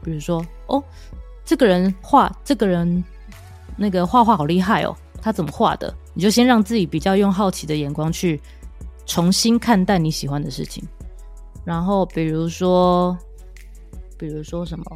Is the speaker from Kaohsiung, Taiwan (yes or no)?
yes; Kaohsiung, Taiwan; now in Taipei, Taiwan; 因为我是高雄人，所以我时不时会回家一下